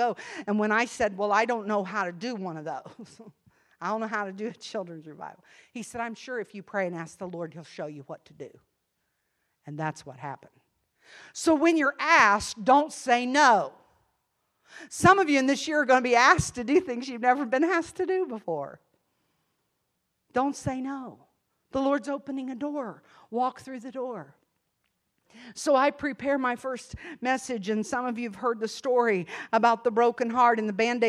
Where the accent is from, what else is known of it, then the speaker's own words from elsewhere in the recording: Ohio, United States; accent: Yankee; moved away as an adult; also born or lived in Tennessee; I was living in Tennessee, but I was a transplant from Ohio